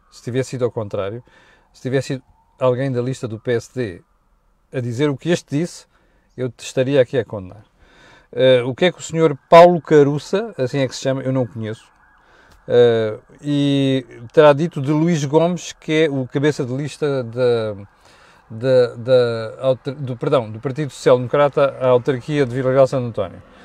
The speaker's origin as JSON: {"language": "Portuguese", "country": "Mozambique", "tie": "born or raised there", "moved": "yes", "lives_now": "Portugal", "said": "Eu, eu cresci em Moçambique"}